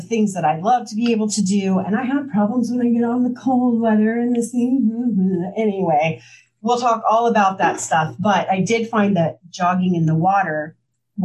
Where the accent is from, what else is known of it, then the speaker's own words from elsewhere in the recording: Midwest, United States; now in Washington, D.C. area, United States; I am from the Midwest. I'm from a very small town.